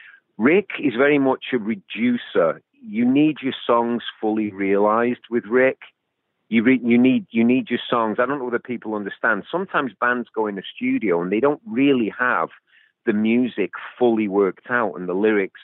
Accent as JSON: {"language": "English", "region": "England", "country": "United Kingdom", "also_born_or_lived": "California", "moved": "as an adult", "said": "we're English, me and Ian"}